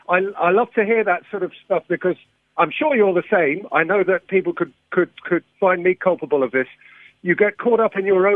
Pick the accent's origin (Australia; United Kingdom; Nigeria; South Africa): United Kingdom; England; as an Englishman